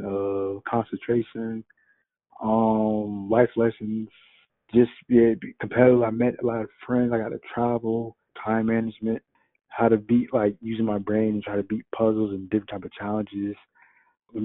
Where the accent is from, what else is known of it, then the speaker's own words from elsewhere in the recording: Virginia Beach, Virginia, United States; I'm from Virginia Beach, Virginia.